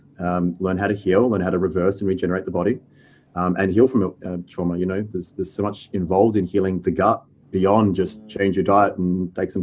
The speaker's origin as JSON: {"language": "English", "town": "Fremantle", "region": "Western Australia", "country": "Australia", "tie": "born or raised there", "lives_now": "North Coogee, Australia", "said": "I'm a Perth boy. I call myself a Freo born and bred."}